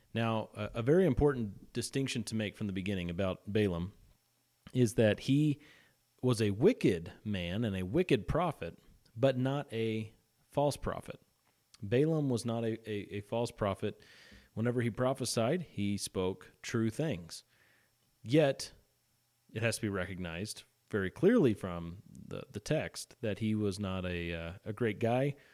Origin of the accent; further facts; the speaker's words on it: Missouri, United States; I'm from Missouri